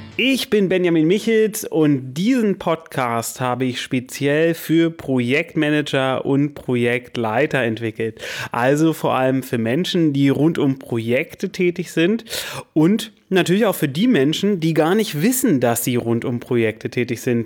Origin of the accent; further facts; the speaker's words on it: Berlin, Germany; moved away as an adult; also born or lived in Lower Saxony; now in Hanover, Germany; Ich bin in Berlin aufgewachsen